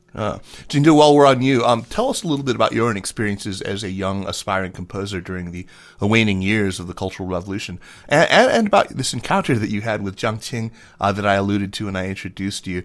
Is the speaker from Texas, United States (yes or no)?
no; Tucson, Arizona, United States; my hometown of Tucson, Arizona